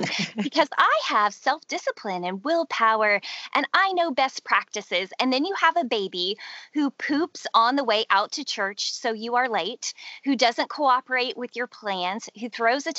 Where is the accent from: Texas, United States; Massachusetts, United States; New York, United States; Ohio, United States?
Texas, United States; Houston; I grew up in Houston, Texas